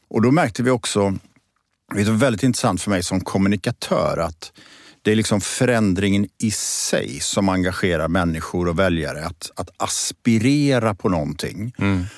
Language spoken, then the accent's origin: Swedish; Borås, Västra Götaland, Sweden; moved away as an adult; also born or lived in Gothenburg; now in Stockholm, Sweden; jag är född och uppvuxen i Borås, i Teko-Sverige